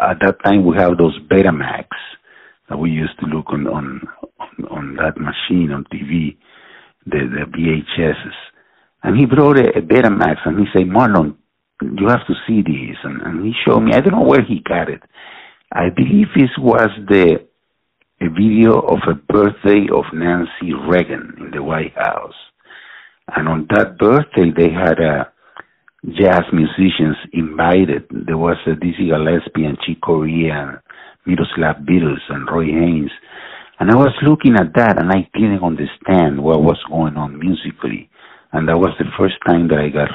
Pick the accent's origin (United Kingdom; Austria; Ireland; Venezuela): Venezuela; moved away; also born or lived in Philadelphia / New York City / Texas; I grew up in Venezuela